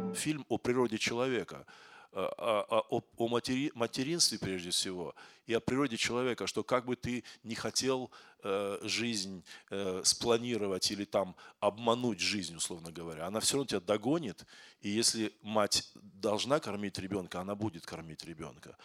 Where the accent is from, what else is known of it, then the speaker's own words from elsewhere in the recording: Kazakhstan; moved away as an adult; now in Moscow, Russia; Я из Казахстана, но я в Москве живу 28, 20, 25 или 27 лет